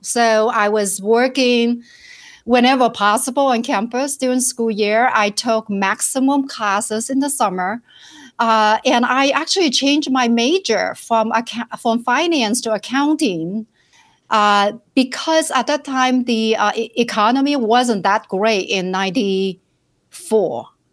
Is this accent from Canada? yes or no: no; Shenzhen, Guangdong, China; English is a second language; moved away as an adult; also born or lived in rural village, China / Minneapolis, United States; now in United States; I was, uh, born and raised in China in a rural village